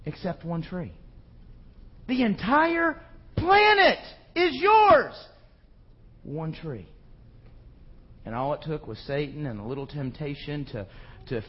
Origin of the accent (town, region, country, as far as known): United States